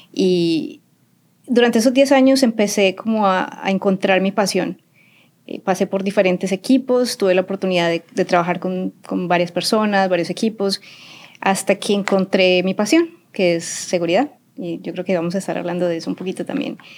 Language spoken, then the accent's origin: Spanish; Barranquilla, Atlántico, Colombia; also born or lived in Medellín; yo soy paisa, nací en Medellín, pero criada en Barranquilla. Entonces tengo como las dos ciudades en mi corazón. La mitad soy costeñita y la otra mitad soy paisa.